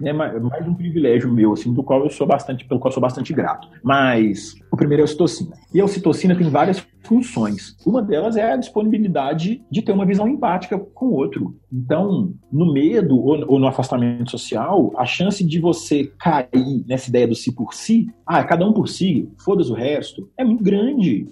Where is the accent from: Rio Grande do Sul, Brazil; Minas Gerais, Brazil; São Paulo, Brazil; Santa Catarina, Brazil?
Minas Gerais, Brazil; Belo Horizonte; Eu posso ter nascido em Belo Horizonte, em Minas Gerais, no Brasil, na América do Sul